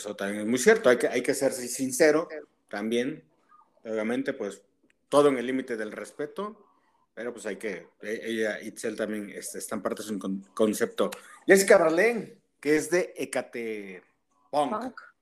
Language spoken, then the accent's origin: Spanish; Tehuacán, Puebla, Mexico; de mi pueblo, de, Tehuacán